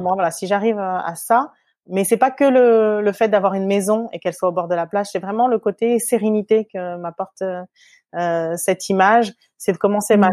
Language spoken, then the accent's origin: French; France; moved away as an adult; also born or lived in Switzerland; now in Singapore; on est né donc en métropole de, de parents qui, qui sont venus à peu près à la même période euh, dans la même ville